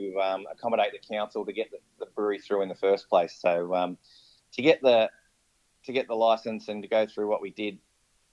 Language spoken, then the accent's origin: English; Croydon, Victoria, Australia; I was born and bred in Croydon.